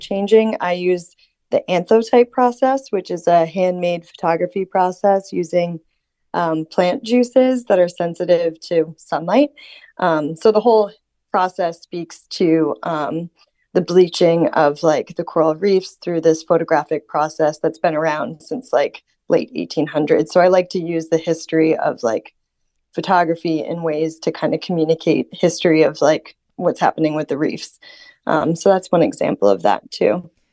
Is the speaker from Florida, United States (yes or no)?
yes; Florida, United States; now in Norway; the winds that I experienced growing up in Florida